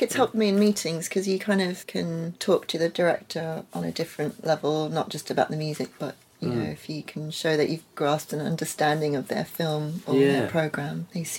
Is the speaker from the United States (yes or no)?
no; Netherlands; when I was growing up in Holland at the British school, I felt British because all of my cultural... education, I guess, or just influences were all British.